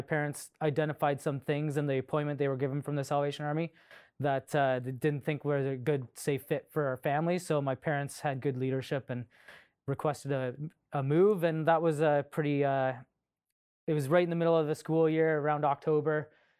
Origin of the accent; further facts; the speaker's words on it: Melfort, Saskatchewan, Canada; I was born in Melfort, Saskatchewan in February in the blizzard. And our first home was on the back of the church. So I'm the youngest of three. So here we are, small family in the back of a church in small town Saskatchewan.